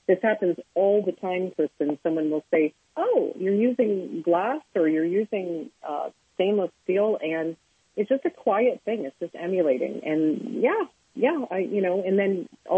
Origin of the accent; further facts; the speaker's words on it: Ontario, Canada; now in United States; I'm a naturalized American. I live in America now, but yes, I grew up in Canada